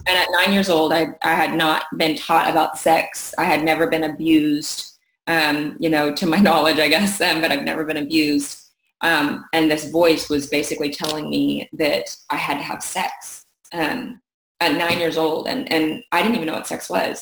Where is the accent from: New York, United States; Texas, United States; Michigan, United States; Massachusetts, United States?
Texas, United States; Keller; also born or lived in North Richland Hills, Texas; I started off in North Richland Hills, Texas. I was born there, and then we moved at the age of five to Keller, Texas, which is where I live now